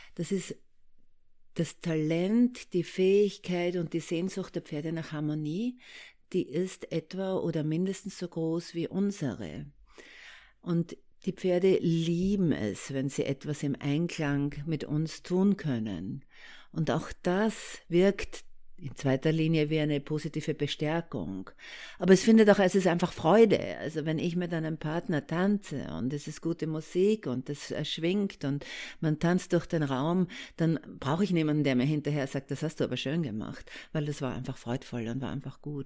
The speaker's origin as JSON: {"language": "German", "country": "Austria", "accent": "Austrian", "moved": "yes", "lives_now": "Germany", "said": "Ich komme aus Österreich, da kommt der Akzent her und ich lebe schon sehr lange äh, in Deutschland"}